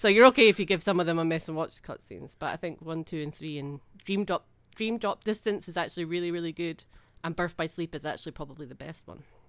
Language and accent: English; Scotland, United Kingdom; it's just ingrained in me as a Scottish person.